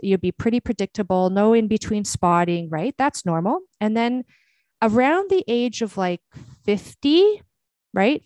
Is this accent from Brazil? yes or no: yes; Brazil; moved away; I was born in Brazil